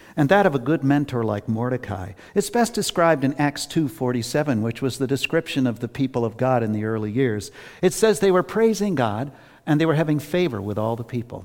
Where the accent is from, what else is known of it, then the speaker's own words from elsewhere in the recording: Worcester, Massachusetts, United States; I've always lived in Massachusetts, except for a short time when I was at seminary. I grew up in Worcester